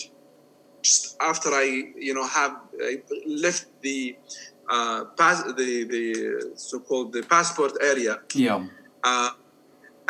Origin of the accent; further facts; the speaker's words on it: Jordan; moved away as an adult; also born or lived in Germany / Iran; I'm from Jordan